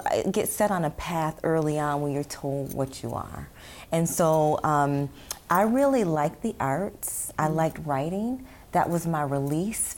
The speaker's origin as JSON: {"language": "English", "town": "Syracuse", "region": "New York", "country": "United States", "tie": "born or raised there", "said": "I was from here."}